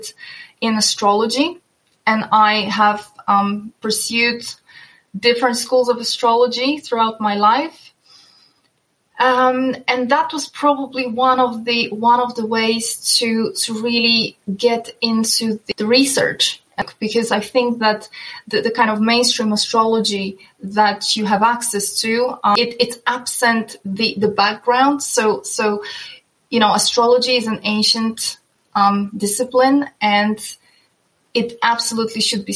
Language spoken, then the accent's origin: English; Poland; also born or lived in northern Norway; now in Norway; while I live in the northern Norway, I'm originally from Poland.